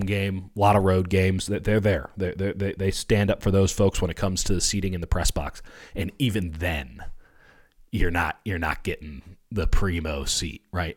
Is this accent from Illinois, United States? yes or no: yes; Chicago, Illinois, United States; moved away; growing up in Chicago, you know, raised in Catholic school